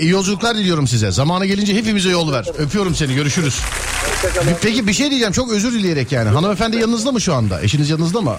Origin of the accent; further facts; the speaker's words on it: Edremit, Balıkesir, Turkey; Balıkesir Edremit.